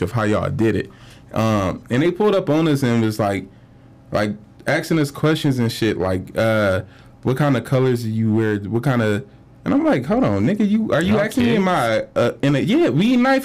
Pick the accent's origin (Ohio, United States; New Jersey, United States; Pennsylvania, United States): Ohio, United States; Cleveland; I'm from Cleveland